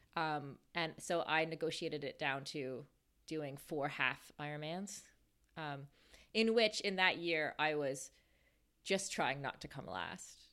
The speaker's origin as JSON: {"language": "English", "country": "Canada", "tie": "born or raised there", "moved": "yes", "said": "we were, like, besties from, like, grade two until, kinda until I left Canada"}